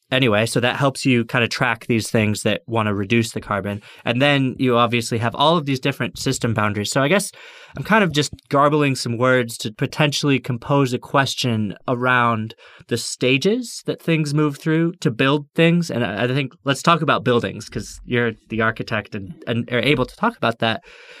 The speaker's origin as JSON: {"language": "English", "region": "New York", "country": "United States", "said": "As a New Yorker, used to live in a city where there are some rather tall skyscrapers going up."}